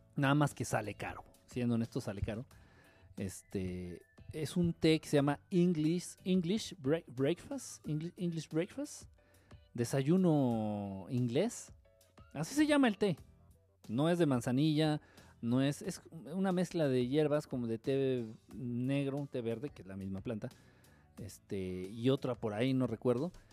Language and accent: Spanish; Mexico City, Mexico; yo soy acá del DF.